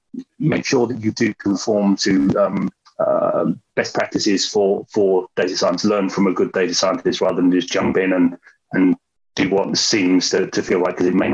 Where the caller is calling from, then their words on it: London, United Kingdom; Evening, everybody. I'm here from London in the UK.